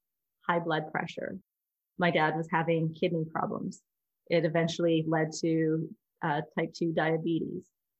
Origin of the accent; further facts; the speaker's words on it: Delta, British Columbia, Canada; also born or lived in Vancouver; I grew up in North Delta. It's a suburb of Vancouver